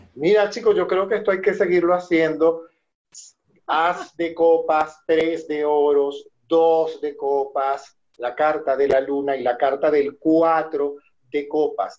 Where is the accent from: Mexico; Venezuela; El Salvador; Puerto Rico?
Venezuela; moved away; todos nosotros que somos venezolanos